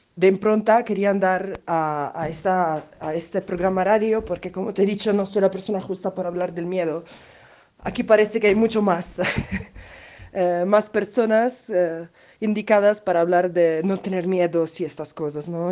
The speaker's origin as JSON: {"language": "Spanish", "town": "Milan", "region": "Lombardy", "country": "Italy", "second_language": "Spanish", "moved": "as an adult", "lives_now": "Peru", "said": "yo soy de hecho de Milán, estuve en Italia eh, ahorita, cuando empezó todo"}